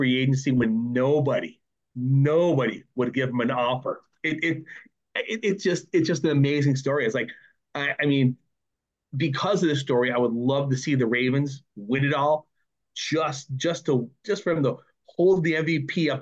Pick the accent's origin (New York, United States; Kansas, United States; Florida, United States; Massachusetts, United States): New York, United States; Buffalo; I'm from Buffalo